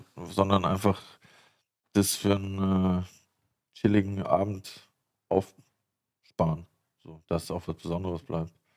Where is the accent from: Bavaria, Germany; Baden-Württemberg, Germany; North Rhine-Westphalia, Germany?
Baden-Württemberg, Germany; moved away; der hat einen Weinberg äh, zwei Dörfer weiter, wo ich aufgewachsen bin